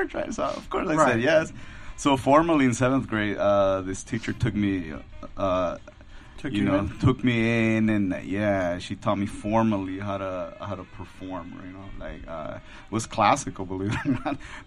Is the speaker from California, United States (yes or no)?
yes; Los Angeles, California, United States; I grew up like near South Central, you know, Pico Union area